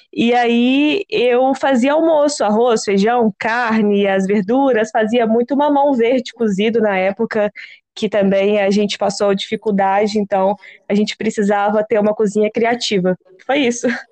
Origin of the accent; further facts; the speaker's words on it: Minas Gerais, Brazil; eu sou mineira